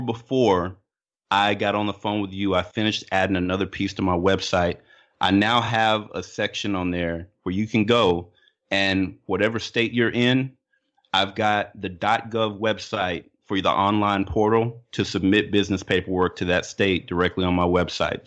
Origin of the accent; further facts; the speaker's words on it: Little Rock, Arkansas, United States; moved away; also born or lived in Midwest / California; where I grew up down in Little Rock